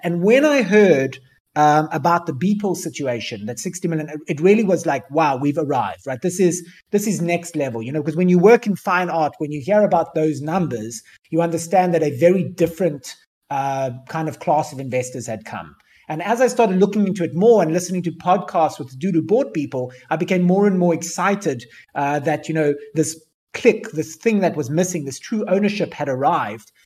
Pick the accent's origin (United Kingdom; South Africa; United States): South Africa; Cape Town, Western Cape; I grew up in South Africa